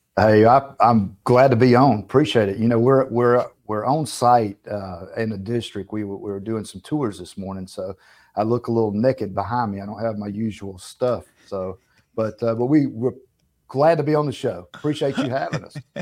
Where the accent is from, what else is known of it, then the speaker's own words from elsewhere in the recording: the South, United States; We're from the South